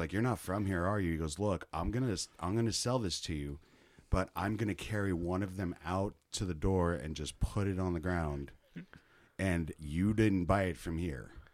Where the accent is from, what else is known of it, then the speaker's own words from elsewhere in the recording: Kansas City, United States; moved away; Where I'm from, Kansas City